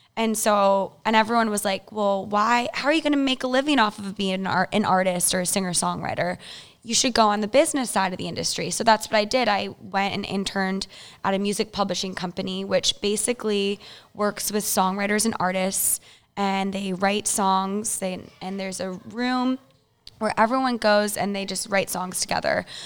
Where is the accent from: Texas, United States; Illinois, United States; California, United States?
Illinois, United States; Chicago; I'm from Illinois, Chicago